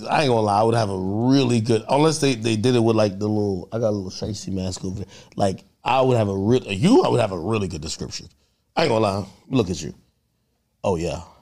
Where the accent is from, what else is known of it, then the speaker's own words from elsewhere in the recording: Jamaica; born there; also born or lived in New Jersey; hey, where you from? I was born in Jamaica. I, I, was in Jersey.